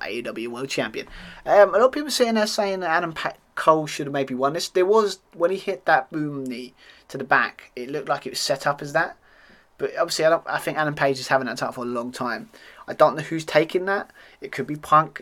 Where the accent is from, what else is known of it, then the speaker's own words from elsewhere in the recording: United Kingdom; accent: British; being a Brit, as you can hear on my accent